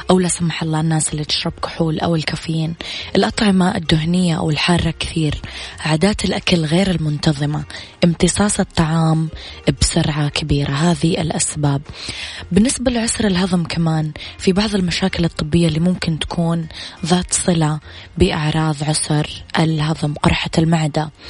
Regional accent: Riyadh, Riyadh Province, Saudi Arabia; الو السلام عليكم … من الرياض

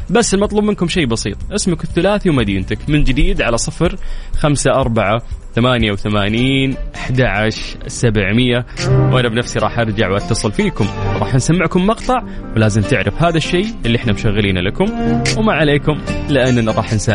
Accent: Saudi Arabia; واحس عندنا في السعوديه في في مناطق والله فيها برد للامانه بس احس ستيل الرياض مو البرد اللي عليه الكلام

